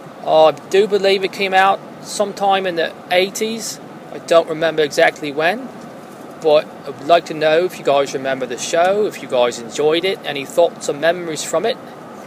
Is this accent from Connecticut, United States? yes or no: no; Baltimore, Maryland, United States; I'm actually from Baltimore, Maryland.